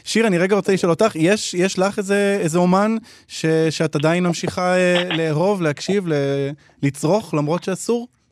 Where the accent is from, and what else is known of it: Israel